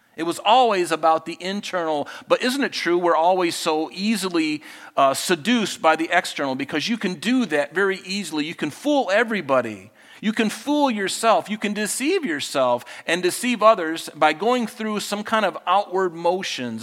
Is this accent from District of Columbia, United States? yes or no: no; Flint, Michigan, United States; my brother and I, you know, we grew up in Flint, Michigan